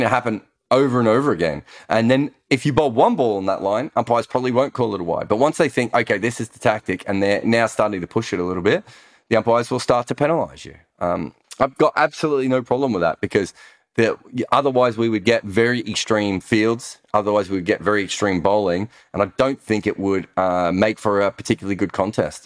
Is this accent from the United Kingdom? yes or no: no; Australia; accent: Australian voice; moved away; we're Australian